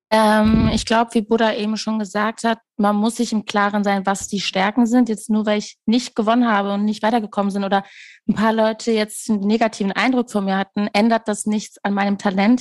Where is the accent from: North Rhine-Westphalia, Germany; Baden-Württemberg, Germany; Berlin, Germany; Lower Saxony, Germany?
North Rhine-Westphalia, Germany; Castrop-Rauxel; Ich komme wirklich aus Castrop Rauxel.